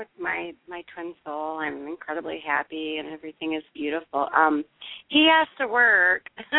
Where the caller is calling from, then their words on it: Michigan, United States; from Michigan.